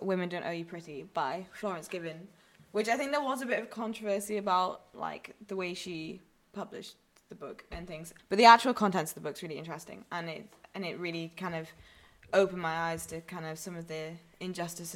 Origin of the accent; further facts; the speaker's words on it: Newcastle upon Tyne, North East England, United Kingdom; moved away; I come from Newcastle.